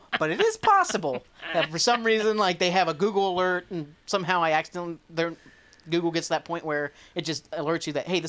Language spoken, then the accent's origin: English; Portsmouth, Ohio, United States; I'm from Portsmouth, Ohio.